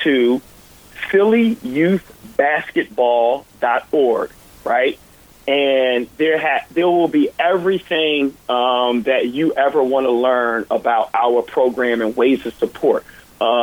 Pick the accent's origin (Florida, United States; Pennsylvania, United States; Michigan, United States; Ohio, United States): Pennsylvania, United States; Philadelphia; I grew up here in Philadelphia